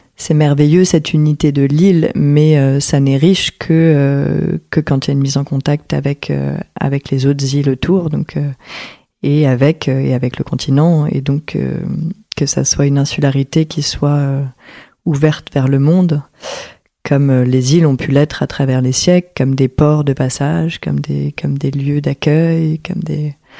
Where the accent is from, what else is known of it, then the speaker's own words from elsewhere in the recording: Paris, Île-de-France, France; also born or lived in Porquerolles; Et j'ai grandi entre Paris et Porquerolles